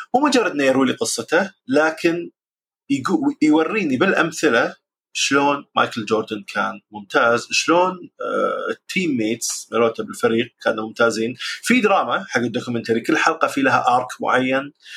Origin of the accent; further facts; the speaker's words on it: Jahra, Al Jahra Governorate, Kuwait; عندنا بالكويت بالجهره